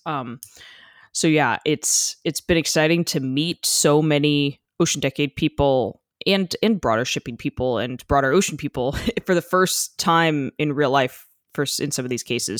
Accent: United States; I am overtly American

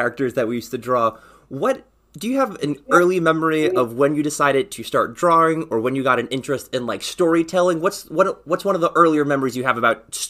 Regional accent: New York, United States; Ian and I grew up together. We're like childhood friends.

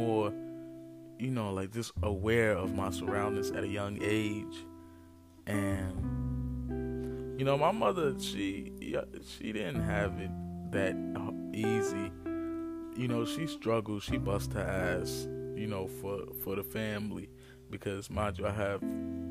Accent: Newark, New Jersey, United States; I was born and raised in Newark, New Jersey. Been living here mostly all my life

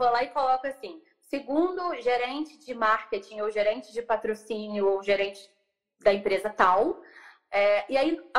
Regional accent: São Lourenço, Minas Gerais, Brazil; also born or lived in Juiz de Fora / Rio de Janeiro; eu sou de São Lourenço, eu sou do sul de Minas, eu sou do interior é, fiz faculdade primeiro, morei em Juiz de Fora, e depois fui para o Rio.

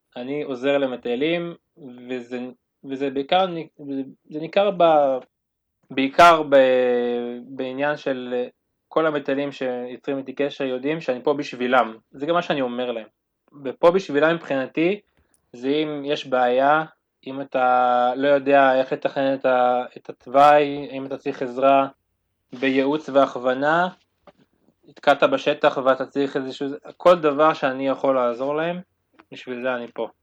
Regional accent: Ma'oz Haim, Northern District, Israel; אני מקיבוץ מעוז חיים

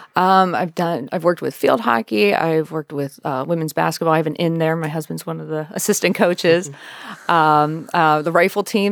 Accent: United States; I'm from York County

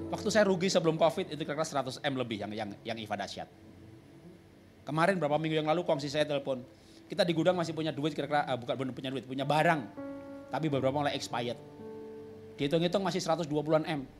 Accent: Java, Indonesia; Dulu saya bukan orang Kristen, orang Jawa.

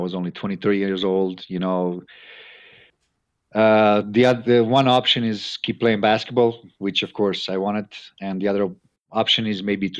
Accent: Croatia; moved away as an adult; also born or lived in United States / Europe; I went back to my hometown

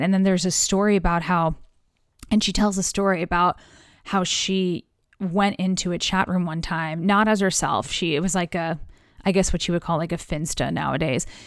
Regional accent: United States; as an American

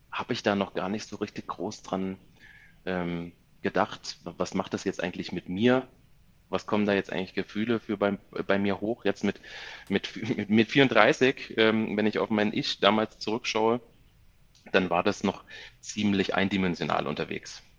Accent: near Koblenz, Rhineland-Palatinate, Germany; moved away as an adult; now in Munich, Germany; Ich komme gebürtig aus der Nähe von Koblenz

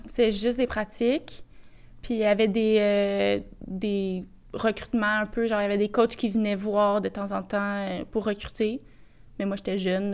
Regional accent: Boisbriand, Quebec, Canada; je venais de Bobriand

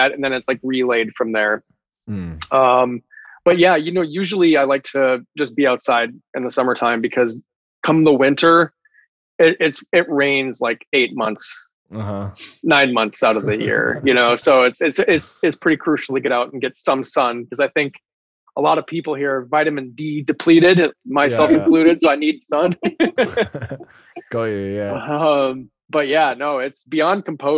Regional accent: Minnesota, United States; moved away as an adult; also born or lived in North Dakota / Portland, Oregon; now in Pacific Northwest, United States; I'm originally from Minnesota and North Dakota, which are very flat, at least the part of Minnesota that I grew up

